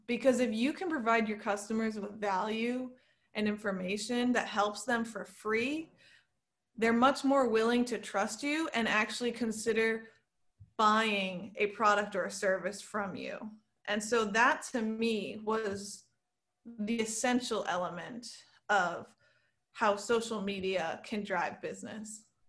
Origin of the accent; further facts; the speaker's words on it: Saratoga Springs, New York, United States; now in New York City, United States; I grew up in a town three hours from New York City called Saratoga Springs, and then I moved to New York City when I was eighteen